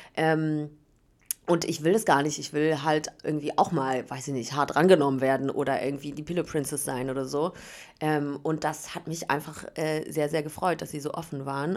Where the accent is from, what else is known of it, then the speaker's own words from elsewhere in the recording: Berlin, Germany; ich komme aus Berlin tatsächlich